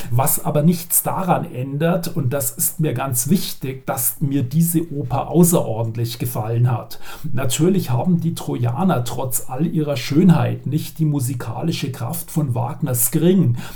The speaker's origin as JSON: {"language": "German", "town": "Regensburg", "region": "Bavaria", "country": "Germany", "said": "Ich darf hier mal als Regensburger etwas Lokalpatriotismus einbringen."}